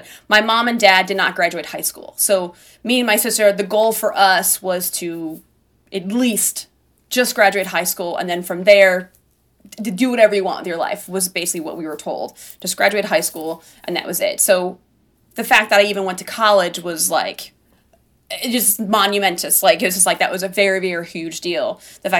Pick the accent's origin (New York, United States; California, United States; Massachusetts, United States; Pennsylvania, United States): New York, United States; Buffalo; now in outside New York City, United States; I grew up in Buffalo, which is the second biggest city in New York